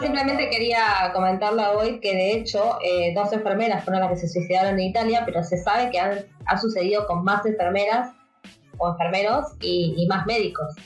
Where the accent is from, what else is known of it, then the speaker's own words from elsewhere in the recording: Argentina; acá en Argentina